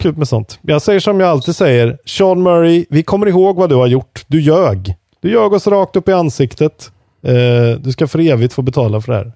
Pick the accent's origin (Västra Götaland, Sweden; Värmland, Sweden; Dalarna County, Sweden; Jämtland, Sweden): Värmland, Sweden; Som värmlänning